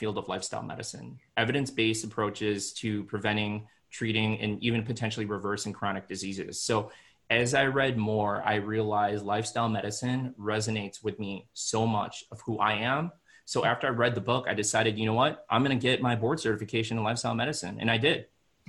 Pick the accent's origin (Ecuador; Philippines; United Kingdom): Philippines; And as I said, I'm Filipino, so I had to basically reprogram my mind and my way of living through this whole process.